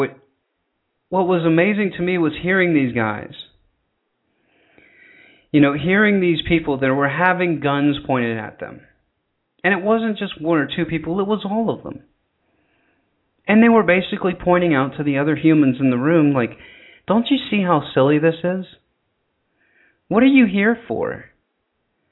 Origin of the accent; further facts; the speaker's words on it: the South, United States; accent: southern; you just did hear my southern accent come out right there